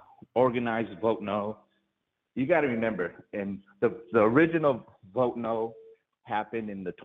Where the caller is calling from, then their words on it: Anaheim, California, United States; … out here in Anaheim, California